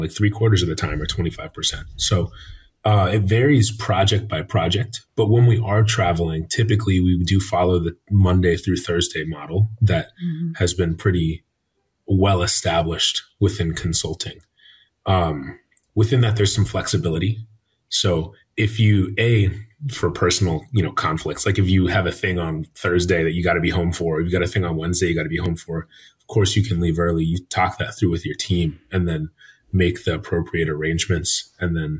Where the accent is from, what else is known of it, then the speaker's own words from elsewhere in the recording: San Diego, California, United States; also born or lived in Arizona / Los Angeles, California / Stanford, California; I grew up in San Diego, California